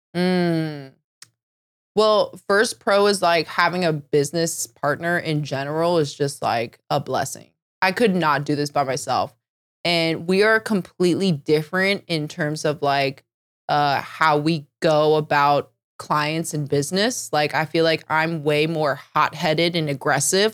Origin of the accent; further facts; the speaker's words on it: Northern Virginia, United States; moved away as an adult; now in Seattle, United States; I, I never really liked Northern Virginia growing up, but the older I get, the more I'm, like, missing it.